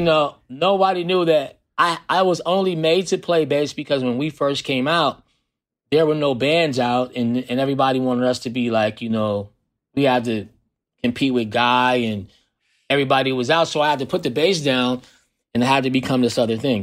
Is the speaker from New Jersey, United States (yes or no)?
no; Oakland, California, United States; I grew up in Oakland